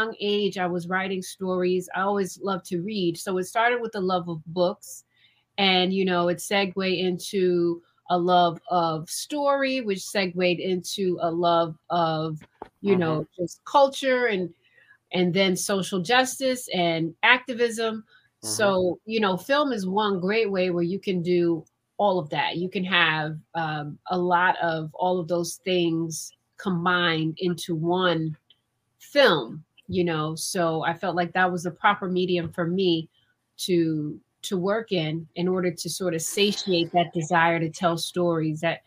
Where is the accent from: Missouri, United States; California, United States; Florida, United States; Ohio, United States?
Ohio, United States; Cleveland; I'm from Cleveland, Ohio, born and raised.